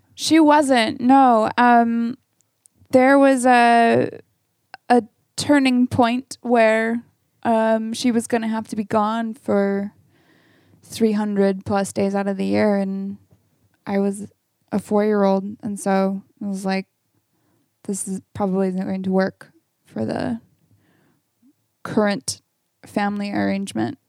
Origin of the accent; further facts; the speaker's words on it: Camas, Washington, United States; also born or lived in Portland, Oregon; I grew up in Camas, Washington